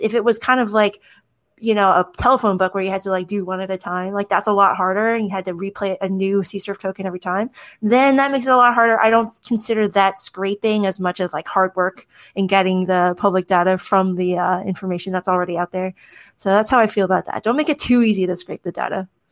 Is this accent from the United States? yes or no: yes; United States; my status as an American citizen